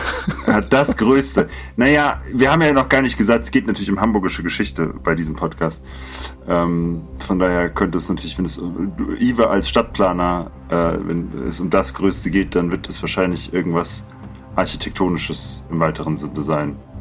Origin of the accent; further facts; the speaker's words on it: Alsbach-Hähnlein, Hesse, Germany; Es gibt als Bahrenland, wo ich herkomme, gibt es kein, kein Chinatown